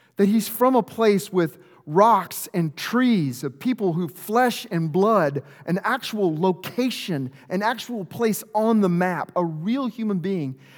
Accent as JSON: {"language": "English", "region": "Arkansas", "country": "United States", "said": "I'm from Arkansas, there's no greater rivalry than two little towns in the middle of nowhere"}